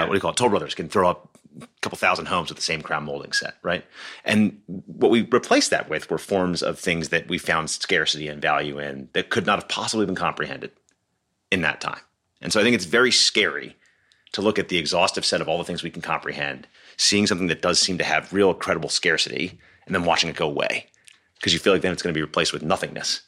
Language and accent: English; Philadelphia, Pennsylvania, United States; I'm from Philadelphia